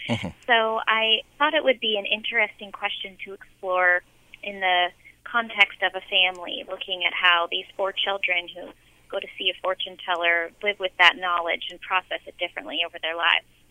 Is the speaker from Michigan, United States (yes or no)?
no; San Francisco, California, United States; I grew up in San Francisco